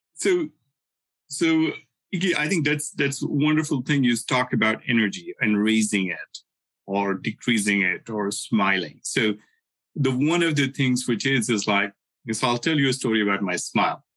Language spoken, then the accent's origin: English; India; moved away as an adult; I learned Sanskrit growing up in India